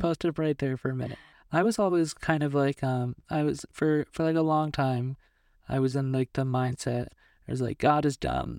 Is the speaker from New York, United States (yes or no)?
yes; New York, United States; moved away; I'm from New York